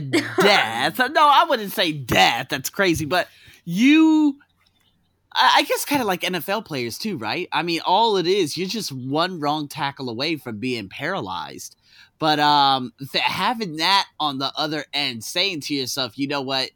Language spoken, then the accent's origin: English; Las Vegas, Nevada, United States; Las Vegas, where I'm from